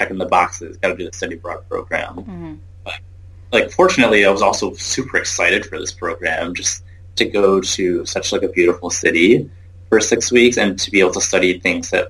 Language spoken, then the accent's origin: English; Southeast Michigan, United States; I grew up in Southeast Michigan